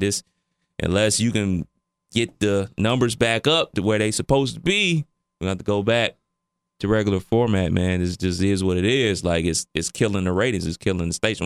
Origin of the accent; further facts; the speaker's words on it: Cleveland Heights, Ohio, United States; me growing up in Cleveland